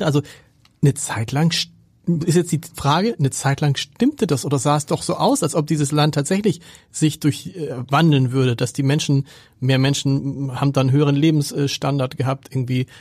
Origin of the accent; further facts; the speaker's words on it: Hamburg, Germany; wir kommen beide aus Hamburg